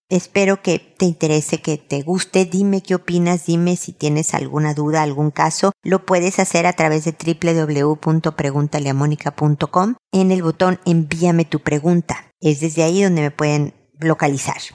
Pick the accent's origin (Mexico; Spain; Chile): Mexico; como dicen en mi tierra, México